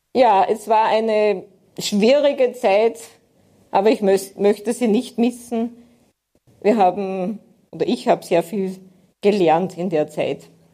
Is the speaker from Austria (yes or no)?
yes; Aschach an der Steyr, Upper Austria, Austria; ich komme aus Steyr, in der Nähe der Stadt Steyr, also einem kleinen Ort, Aschach an der Steyr.